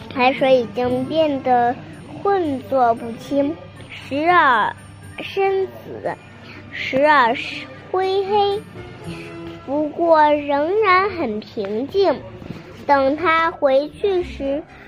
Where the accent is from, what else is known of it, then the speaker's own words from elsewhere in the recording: Binzhou, Shandong, China; 我来自山东省滨中市